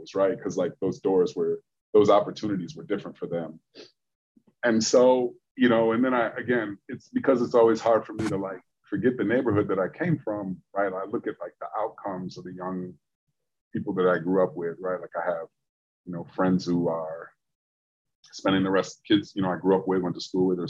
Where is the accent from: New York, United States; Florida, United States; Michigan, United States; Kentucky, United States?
Michigan, United States; now in Chicago, United States; where I grew up in Michigan